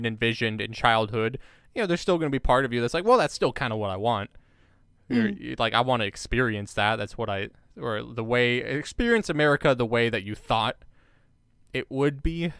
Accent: United States; I grew up American, too. Sorry. You go. I just had to get that in there because I'm American

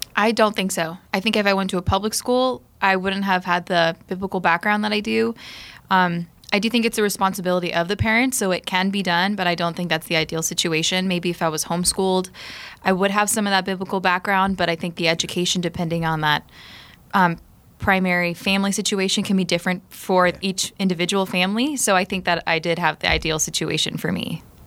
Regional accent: South Florida, United States; I grew up in South Florida.

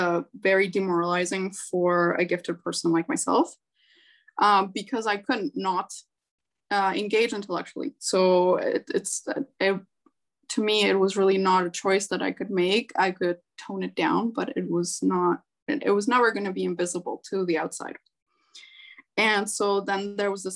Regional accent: Chile; moved away as an adult; also born or lived in Canada; growing up in Chile. So my family moved to Canada when I was 19.

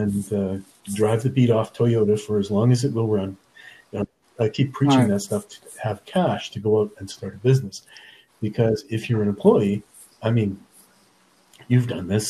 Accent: Nova Scotia, Canada; moved away; I'm originally from Nova Scotia

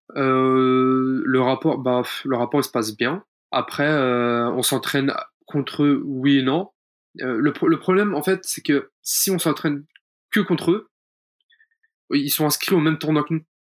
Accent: France; on est français

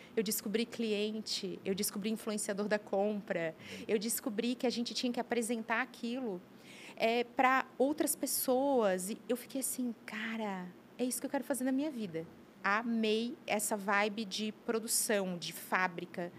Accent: Brusque, Santa Catarina, Brazil; now in Blumenau, Brazil; Minha terra maravilhosa, tenho muitos amigos lá, vivi minha infância, mas eu tenho mais tempo de Blumenau que de Brusque.

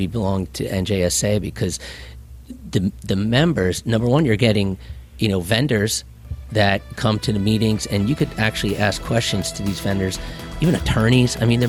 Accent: Cresskill, New Jersey, United States; now in Morris County, United States; I grew up in Bergen County

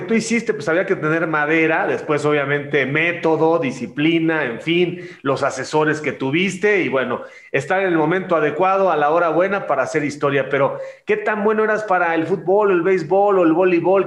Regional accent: Mexico; Nosotros somos, los latinos, los mexicanos, somos muy muéganos

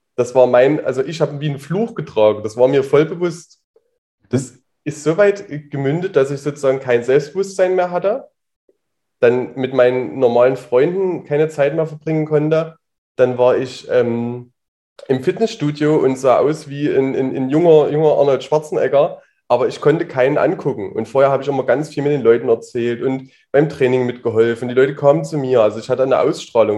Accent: Leipzig, Saxony, Germany; bin aus Leipzig, bin jetzt 30 Jahre alt und sitze hier auch gerade noch in Leipzig.

